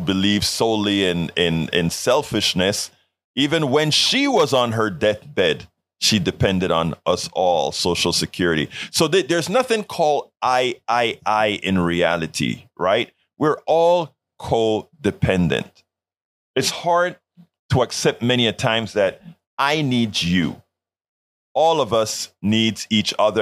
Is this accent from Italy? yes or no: no; Colón, Panama; now in United States; I'm from Panama, Central America.